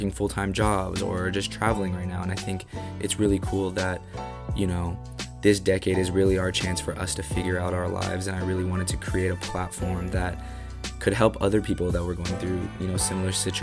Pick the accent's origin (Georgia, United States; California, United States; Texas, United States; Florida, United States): California, United States; Bay Area; born and raised in the Bay Area